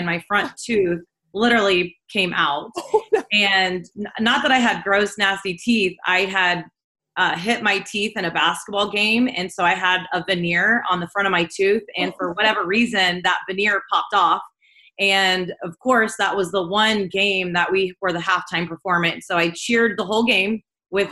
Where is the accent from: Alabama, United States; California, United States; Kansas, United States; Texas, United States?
Kansas, United States; Southeast; I grew up in a really small town on a pig farm in Southeast Kansas